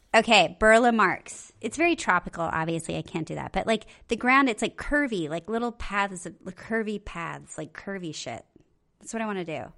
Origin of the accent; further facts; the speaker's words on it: Okinawa, Japan; I was born in Okinawa